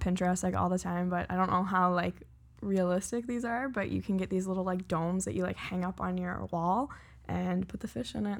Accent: Lower Sackville, Nova Scotia, Canada; now in Halifax, Canada; Yes, I grew up in Lower Sackville.

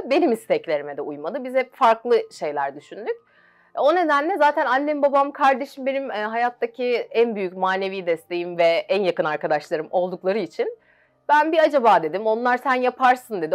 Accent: Gölcük, Kocaeli, Turkey; bin dokuz yüz doksan bir Gölcük doğumluyum

